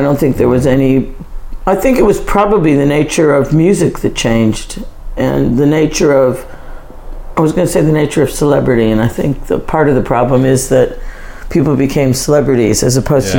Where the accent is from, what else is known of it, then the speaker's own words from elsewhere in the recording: United States; now in United Kingdom; And I think also being American... no disrespect to the UK, but I always say that, you know, everyone in the UK kind of keeps too much in and Americans traditionally let too much out.